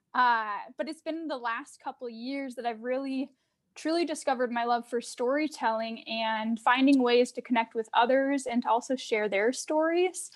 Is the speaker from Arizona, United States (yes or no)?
yes; Arizona, United States; moved away as an adult; now in Minneapolis, United States; I'm originally from Arizona, but I live in Minneapolis now about, it's been about nine years